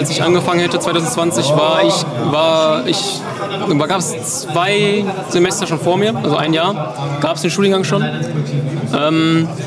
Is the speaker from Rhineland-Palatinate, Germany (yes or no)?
no; North Rhine-Westphalia, Germany; Also ich komme aus dem Sauerland, und ich hatte ja noch nicht vor, so also irgendwo komplett wegzuziehen.